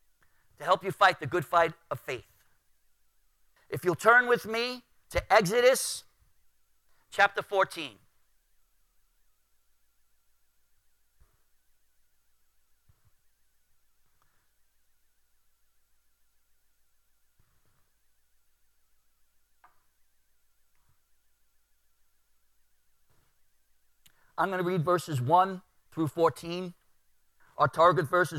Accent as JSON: {"language": "English", "town": "New York City", "region": "New York", "country": "United States", "tie": "born or raised there", "said": "I grew up in Brooklyn"}